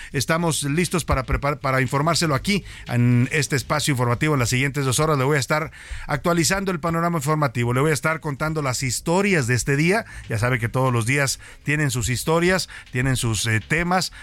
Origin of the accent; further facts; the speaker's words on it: Mexico; en eso nos falta mucho que aprender como mexicanos